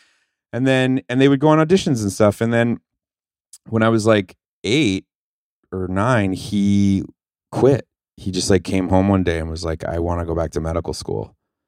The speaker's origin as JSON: {"language": "English", "town": "Skokie", "region": "Illinois", "country": "United States", "tie": "born or raised there", "also_born_or_lived": "Lower East Side / Livingston, New Jersey", "said": "I grew up in on the Lower East Side, Skokie, Illinois, and Livingston, New Jersey. Like the worst."}